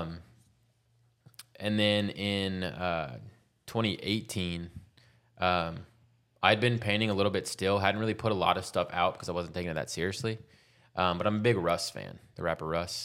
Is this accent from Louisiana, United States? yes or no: yes; Baton Rouge, Louisiana, United States; moved away as an adult; also born or lived in Denver; now in Austin, United States; I'm from Baton Rouge, Louisiana.